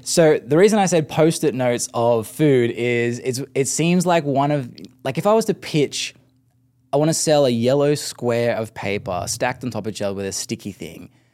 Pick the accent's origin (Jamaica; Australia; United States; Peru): Australia; being Aussie